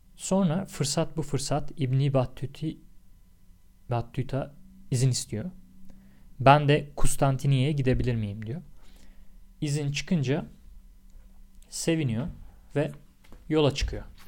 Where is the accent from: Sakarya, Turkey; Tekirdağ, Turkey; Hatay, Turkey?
Tekirdağ, Turkey